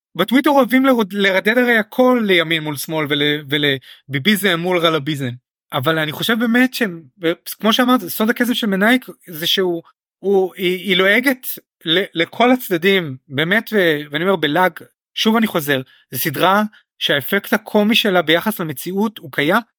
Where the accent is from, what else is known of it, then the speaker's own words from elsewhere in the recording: Israel; החוויה שלנו כישראלים